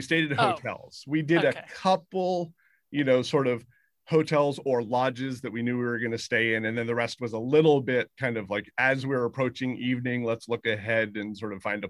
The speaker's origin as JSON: {"language": "English", "region": "Northern Virginia", "country": "United States", "tie": "born or raised there", "said": "I grew up in Northern Virginia"}